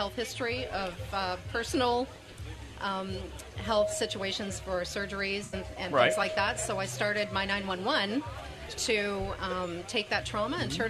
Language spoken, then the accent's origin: English; London, Ontario, Canada; London, Ontario, Canada.